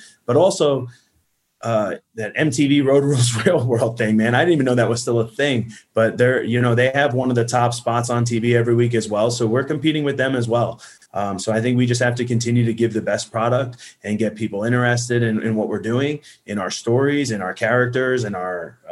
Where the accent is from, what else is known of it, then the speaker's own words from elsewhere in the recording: New Jersey, United States; now in Atlanta, United States; I'm Italian from New Jersey